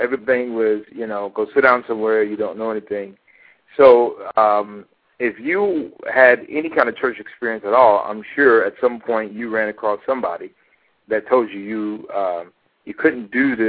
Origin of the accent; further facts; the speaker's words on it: Hollywood, Florida, United States; also born or lived in Hallandale, Florida; now in Los Angeles, United States; I'm now based here in Los Angeles, California, but I'm originally from Hollywood, Florida.